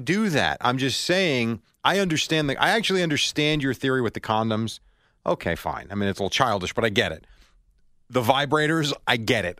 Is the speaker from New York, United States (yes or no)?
yes; New York City, New York, United States; I'm from Brooklyn